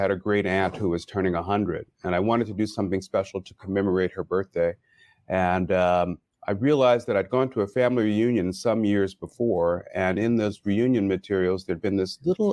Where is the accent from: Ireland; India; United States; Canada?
United States; Chicago, Illinois; moved away as an adult; now in Los Angeles, United States; I was from Chicago, and we ended up choosing to come to Los Angeles